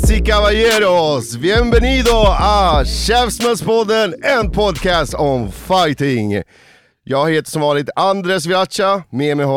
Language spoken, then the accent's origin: Swedish; Chile; now in Sweden; som chilenare har man en VIP-plats här